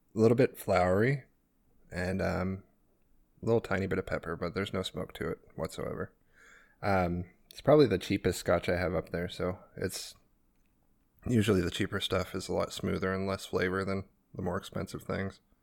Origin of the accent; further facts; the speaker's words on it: Arkansas, United States; I'm not from Florida. I'm from Arkansas